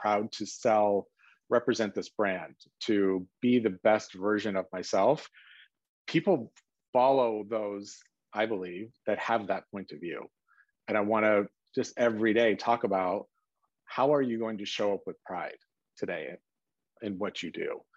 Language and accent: English; South Lake Tahoe, California, United States; I grew up in South Lake Tahoe, Northern California, on the California side